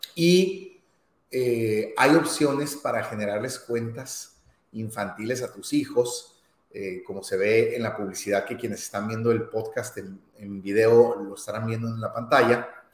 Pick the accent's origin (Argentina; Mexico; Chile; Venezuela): Mexico; para quienes somos mexicanos